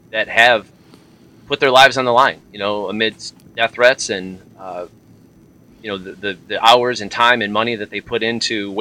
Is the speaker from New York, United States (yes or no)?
no; Flint, Michigan, United States; moved away as an adult; now in Tennessee, United States; I've born and raised in Michigan, the Flint, Michigan area. Moved to Tennessee about 10 years ago